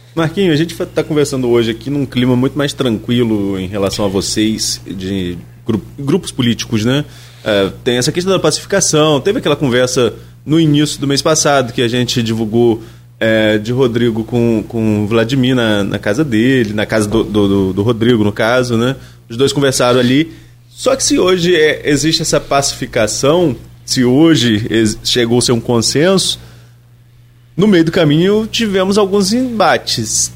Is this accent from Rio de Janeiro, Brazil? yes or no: yes; São João da Barra, Rio de Janeiro, Brazil; eu sou servidor público também, lá na minha cidade, em São João da Barra